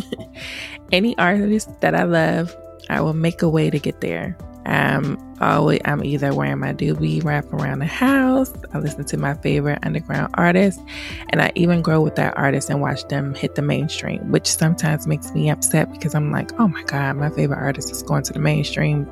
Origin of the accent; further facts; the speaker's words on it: Laurel, Maryland, United States; also born or lived in Washington, D.C.; I lived in PG County all my life, so I rep that Pretty Girl County. I claim Laurel, Maryland because I've been there forever